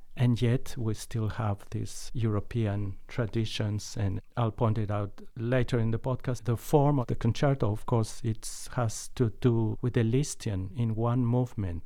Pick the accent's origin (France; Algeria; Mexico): Mexico; moved away; when I was growing up in Mexico